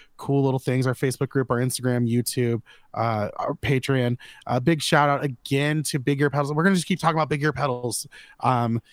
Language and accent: English; Florida, United States; I'm from Florida